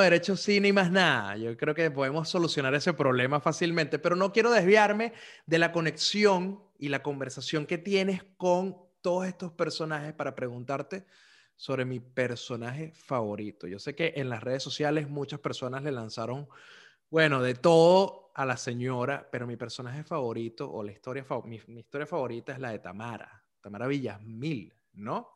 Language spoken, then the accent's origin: Spanish; Caracas, Capital District, Venezuela; moved away; also born or lived in Zulia; yo fui criado en una embajada zuliana en Caracas